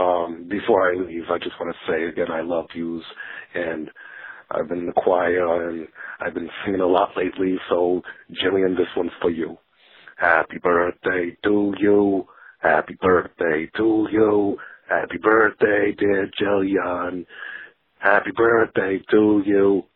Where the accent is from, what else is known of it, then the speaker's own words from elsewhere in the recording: Brooklyn, New York, United States; You know, I'm from Brooklyn, New York, and the Penn crisis, you know, it's looking futile.